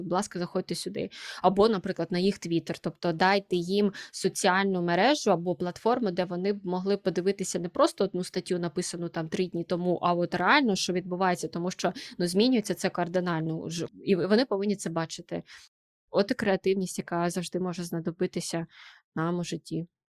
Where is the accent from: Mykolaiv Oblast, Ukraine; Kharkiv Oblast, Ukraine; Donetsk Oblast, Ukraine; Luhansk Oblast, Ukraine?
Kharkiv Oblast, Ukraine; Kharkiv; moved away as an adult; now in Lisbon, Portugal; Я харків'янка